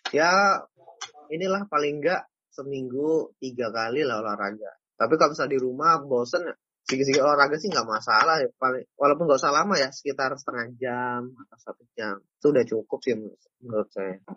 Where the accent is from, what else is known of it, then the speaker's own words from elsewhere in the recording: Jambi, Indonesia; now in Semarang, Indonesia; Oh iya, asal mana? Jambi ya? Iya, bener.